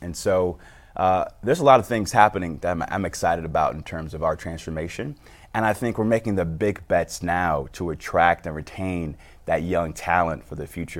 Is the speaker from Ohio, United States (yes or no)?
yes; Cleveland, Ohio, United States; to be a son of Cleveland